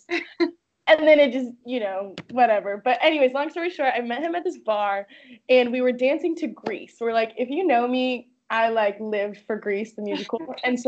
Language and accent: English; Oregon, United States; moved away; I can't believe you researched my hometown.